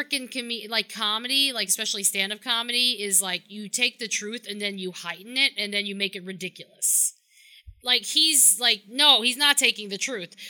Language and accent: English; New York City, New York, United States; I'm from Brooklyn.